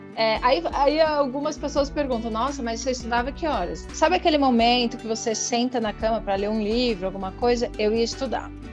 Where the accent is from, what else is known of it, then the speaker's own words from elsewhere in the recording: São José dos Campos, São Paulo, Brazil; moved away as an adult; Eu sou de São José dos Campos, né, interior de São Paulo